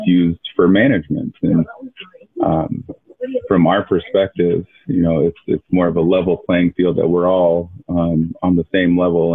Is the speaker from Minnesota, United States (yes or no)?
no; Keweenaw Bay Indian Community, Michigan, United States; I'm from the Keweenaw Bay Indian community